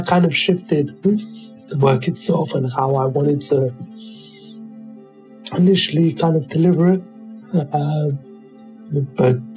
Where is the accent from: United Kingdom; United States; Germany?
United Kingdom; growing up as a British black person